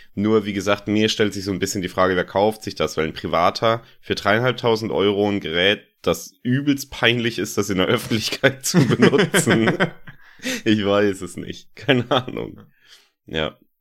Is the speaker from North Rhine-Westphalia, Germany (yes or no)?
no; Landau, Rhineland-Palatinate, Germany; von meiner Heimatstadt, von Landau aus